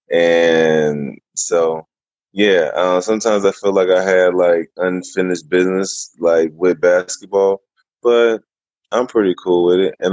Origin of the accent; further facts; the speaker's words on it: Germany; born there; Um, I was born in Germany. Both my parents are were in the army, and so I moved a bunch because of that.